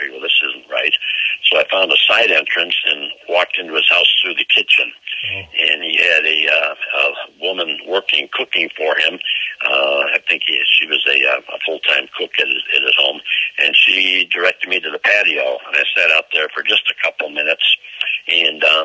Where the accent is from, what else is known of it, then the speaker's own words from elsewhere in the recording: Chicago, Illinois, United States; I'm from Chicago